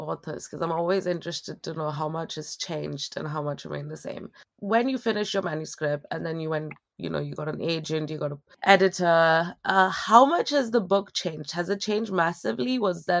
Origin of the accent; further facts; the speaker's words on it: India; just as an Indian myself